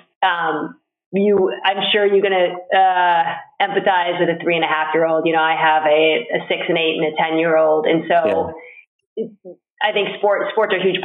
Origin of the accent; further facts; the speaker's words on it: Boston, Massachusetts, United States; I'm a Bostonian.